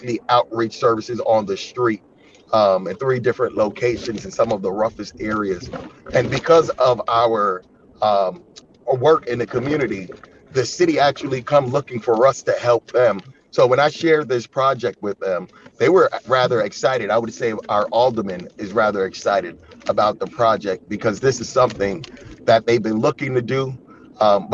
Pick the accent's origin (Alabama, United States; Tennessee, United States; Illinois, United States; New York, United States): New York, United States; Yonkers; moved away as an adult; now in Chicago, United States; I'm from a city called Yonkers